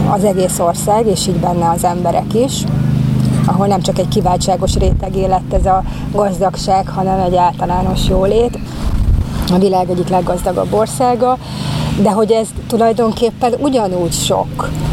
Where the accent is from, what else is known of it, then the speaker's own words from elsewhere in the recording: Hungary; hogyan leszek én a magyarságommal ott kint, ahol, ahol éppen nem a magyar környezetemben vagyok